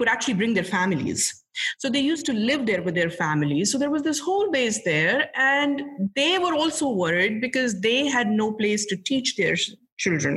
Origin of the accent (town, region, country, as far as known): Jammu and Kashmir, India; born or raised there; moved away; also born or lived in Srinagar / Verinag / Anantnag